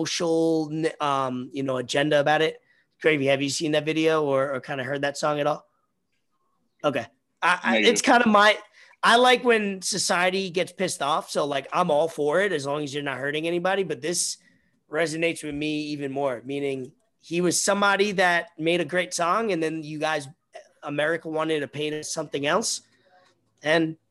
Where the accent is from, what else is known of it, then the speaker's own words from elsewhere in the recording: United States; We grew up in New York, New Jersey